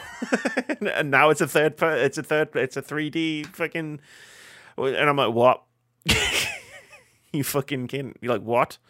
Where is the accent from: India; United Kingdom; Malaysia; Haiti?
United Kingdom; we're both white and we're both British